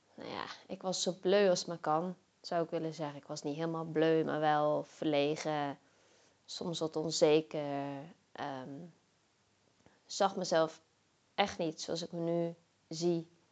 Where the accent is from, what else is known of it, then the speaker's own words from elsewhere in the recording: Zeeland, Netherlands; moved away as an adult; also born or lived in Zwolle; ik kom zelf uit Zeeland